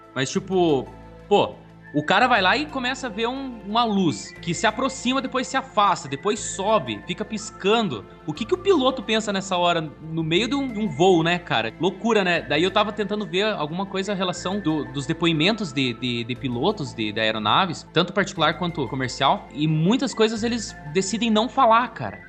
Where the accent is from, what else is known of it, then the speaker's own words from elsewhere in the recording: Curitiba, Paraná, Brazil; nós somos aqui de Curitiba